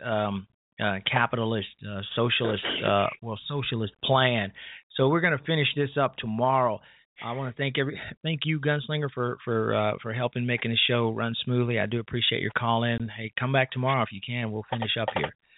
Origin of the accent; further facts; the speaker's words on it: Chicago, Illinois, United States; moved away; my hometown of Chicago